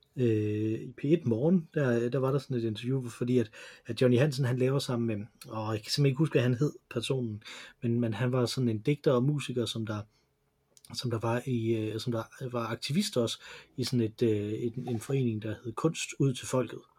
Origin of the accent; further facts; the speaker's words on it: Silkeborg, Central Denmark Region, Denmark; jeg er fra Silkeborg, fordi de mm mødtes i, øh, i Silkeborg